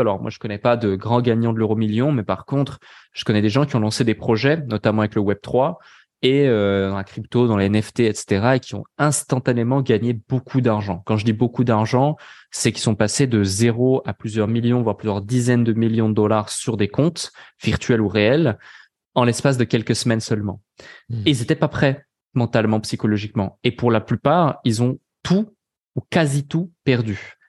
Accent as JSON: {"language": "French", "country": "Switzerland", "moved": "yes", "lives_now": "Dubai, United Arab Emirates", "said": "personnellement, je suis pas français. Euh, donc, euh, je suis suisse"}